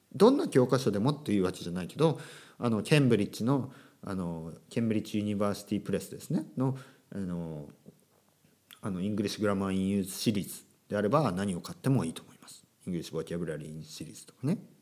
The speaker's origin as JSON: {"language": "Japanese", "country": "Japan", "said": "大人になってからあの英語を、えー、学んだ、まあ、僕のようなですね、えー、日本人の先生"}